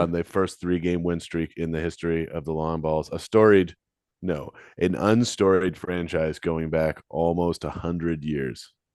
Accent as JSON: {"language": "English", "town": "London", "region": "Ontario", "country": "Canada", "said": "I'm from London."}